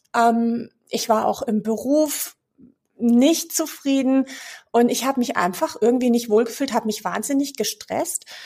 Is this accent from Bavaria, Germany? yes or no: yes; Munich, Bavaria, Germany; moved away as an adult; now in Cologne, Germany; ich bin gebürtig aus München, lebe aber seit 15 Jahren tatsächlich in Köln.